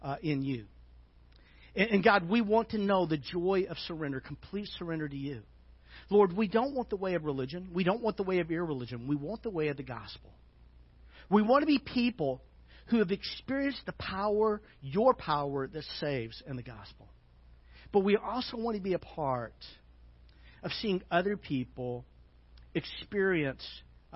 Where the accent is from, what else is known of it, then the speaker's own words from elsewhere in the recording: Little Rock, Arkansas, United States; when I grew up in Little Rock, there was a part of town you did not drive through